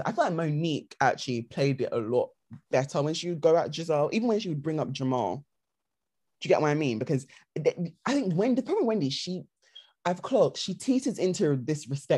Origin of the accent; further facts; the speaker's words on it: United Kingdom; we're British